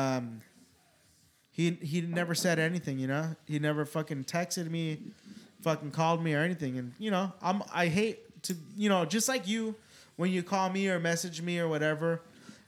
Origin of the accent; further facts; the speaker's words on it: California, United States; moved away; growing up in California